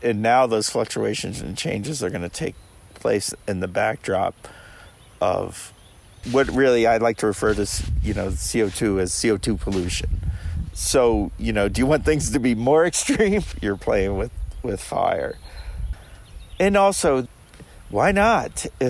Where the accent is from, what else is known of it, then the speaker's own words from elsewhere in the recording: New Hampshire, United States; You know, what I learned in my home state of New Hampshire